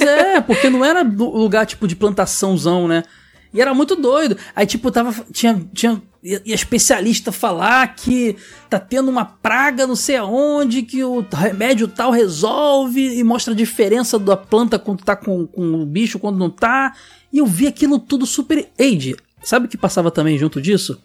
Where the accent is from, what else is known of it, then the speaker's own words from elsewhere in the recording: Rio de Janeiro, Brazil; eu e o Ed e Sora somos do Rio